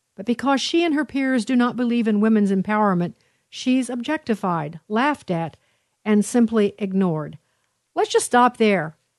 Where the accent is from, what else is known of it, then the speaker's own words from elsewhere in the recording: Illinois, United States; this is my home state, Illinois